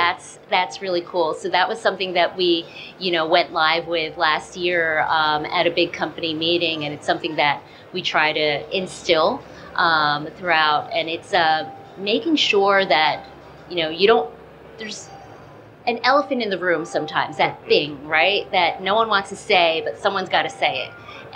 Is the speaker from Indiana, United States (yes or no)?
no; New Jersey, United States; Because I grew up in Jersey.